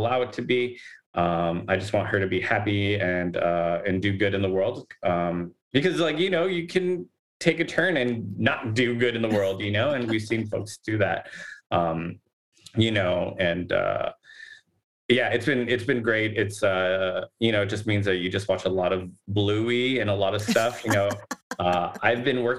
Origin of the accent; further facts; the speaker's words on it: Los Angeles, California, United States; we grew up in Boyle Heights